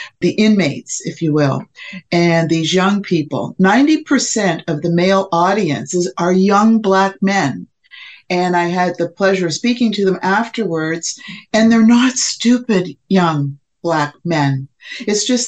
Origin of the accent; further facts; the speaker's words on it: Fort Erie, Ontario, Canada; now in St. Catharines, Canada; I'm from Fort Erie, Ontario, which is right across from Buffalo.